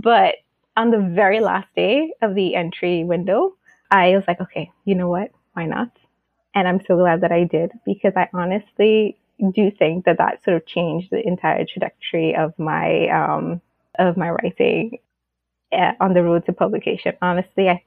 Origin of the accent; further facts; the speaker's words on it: Tobago, Trinidad & Tobago; my home country, like in Tobago